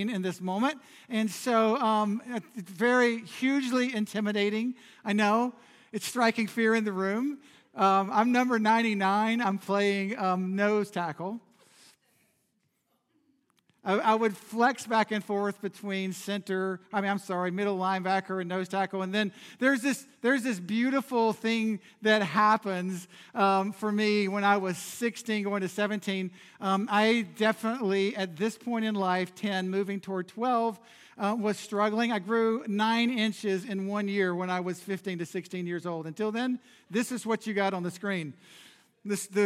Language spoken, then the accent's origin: English; Charlotte, North Carolina, United States; It's the side of Charlotte that people avoid. And I grew up in the middle of it